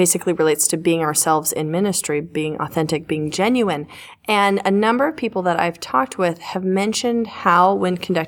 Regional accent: the South, United States; I was raised in the South

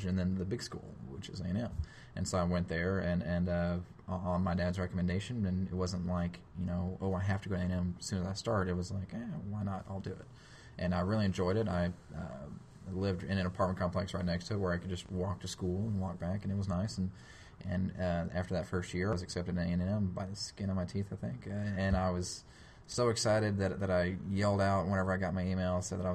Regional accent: Dallas, Texas, United States; I was born and raised in the Dallas area, went to Red Oak High School

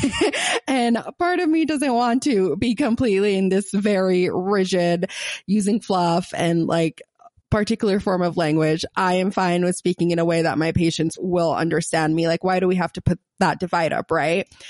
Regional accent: Gaza, Gaza Strip, Palestine; accent: Palestinian, Gazan; my Palestinian accent, my Gazan accent

